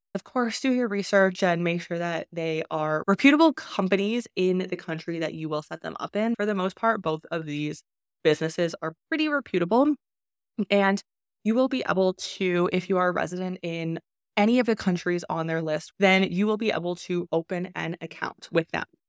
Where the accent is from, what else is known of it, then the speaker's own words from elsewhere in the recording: Canada; moved away as an adult; I was born in Canada, and because of that, I was default a Canadian resident. I lived there